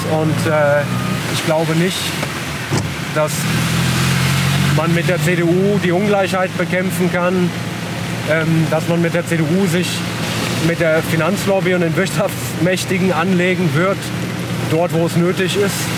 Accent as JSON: {"language": "German", "country": "Germany", "tie": "born or raised there", "also_born_or_lived": "Italy", "first_language": "Italian"}